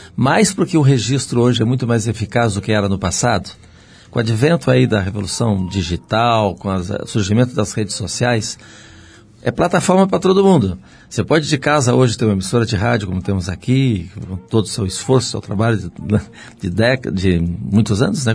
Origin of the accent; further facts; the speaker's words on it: Rio Grande do Sul, Brazil; moved away; Sou gaúcho